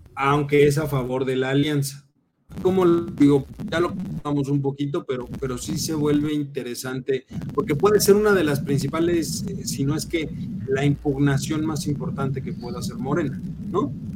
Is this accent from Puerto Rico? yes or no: no; Hidalgo, Mexico; moved away; allá en mi tierra, en el estado de Hidalgo